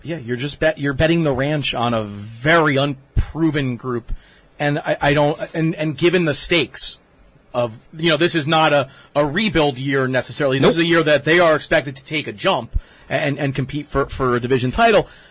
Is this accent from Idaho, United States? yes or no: no; Toms River, New Jersey, United States; my hometown Tom's River East Little League